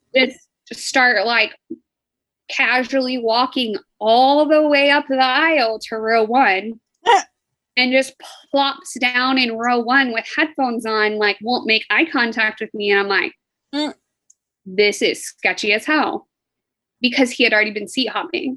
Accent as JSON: {"language": "English", "town": "Fort Worth", "region": "Texas", "country": "United States", "said": "I'm from Fort Worth and it's way bigger than your city"}